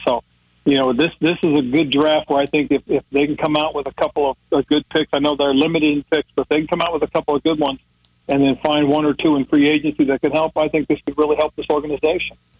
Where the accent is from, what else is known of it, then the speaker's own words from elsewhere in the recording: Monterey, California, United States; moved away; Monterey, California, my hometown area